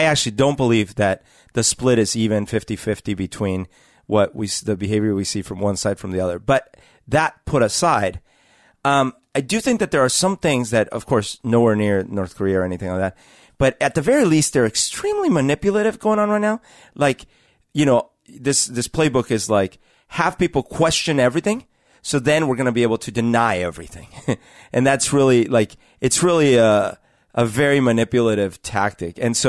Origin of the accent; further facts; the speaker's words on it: Bogotá, Bogotá Capital District, Colombia; So I had you know, an experience growing up in Bogota during, as we've talked about, during the years where Pablo Escobar was having a huge influence into the government and the country and all these things.